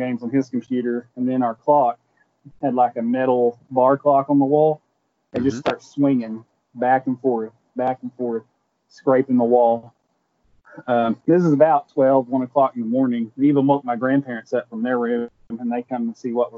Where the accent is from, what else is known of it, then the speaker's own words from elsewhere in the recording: Redland, Oklahoma, United States; I'm from Redland, Oklahoma.